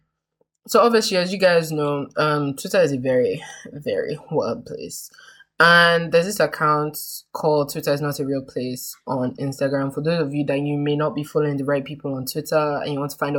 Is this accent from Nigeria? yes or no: yes; Nigeria; us being Nigerian